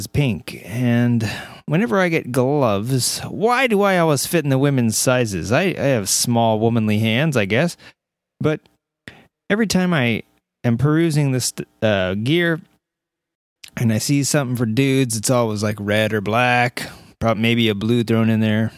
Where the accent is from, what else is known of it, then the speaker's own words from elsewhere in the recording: Southern California, United States; I'm from Southern California